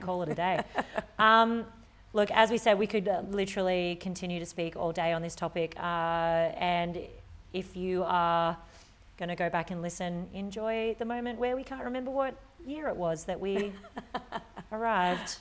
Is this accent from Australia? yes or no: yes; Australia; our culture here as an Australian